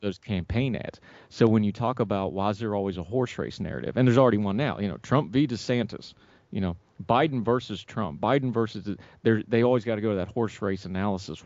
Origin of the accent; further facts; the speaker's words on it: West Virginia, United States; My home state of West Virginia